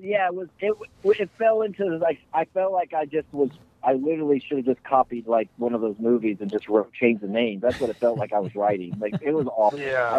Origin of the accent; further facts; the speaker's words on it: Houston, Texas, United States; I grew up in Houston